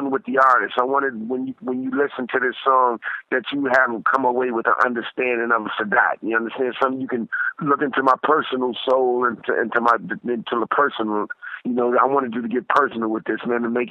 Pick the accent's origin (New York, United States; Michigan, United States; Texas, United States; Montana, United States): New York, United States; I'm from New York